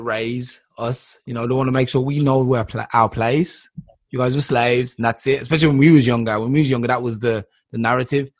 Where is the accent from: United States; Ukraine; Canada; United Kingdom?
United Kingdom; England; I'm from England